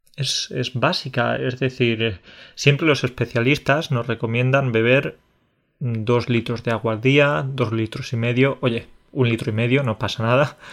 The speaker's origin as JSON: {"language": "Spanish", "region": "Andalusia", "country": "Spain", "moved": "yes", "lives_now": "Poland", "said": "soy de Andalucía"}